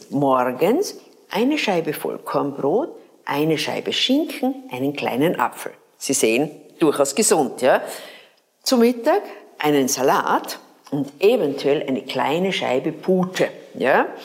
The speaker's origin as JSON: {"language": "German", "town": "Graz", "region": "Styria", "country": "Austria", "said": "wir hatten bei uns in Graz eine Mannenkernschule."}